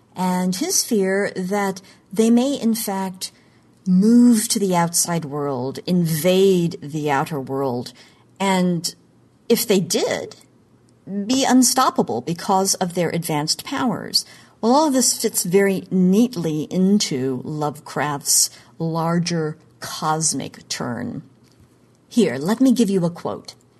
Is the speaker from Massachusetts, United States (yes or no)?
no; Oklahoma, United States; moved away; my home state of Oklahoma